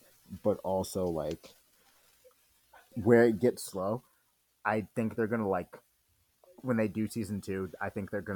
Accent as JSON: {"language": "English", "country": "United States", "said": "being American"}